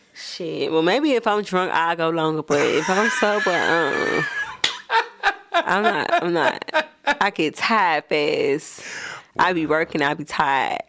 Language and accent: English; Miami, Florida, United States; I'm from, I'm from the bottom of Miami. Like, I'm from the hood.